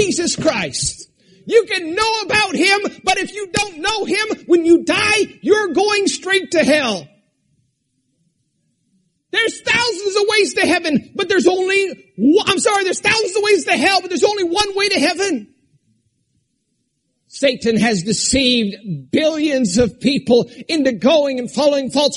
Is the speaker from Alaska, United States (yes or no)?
yes; Alaska, United States; moved away; I grew up in Alaska where we were taught not to cry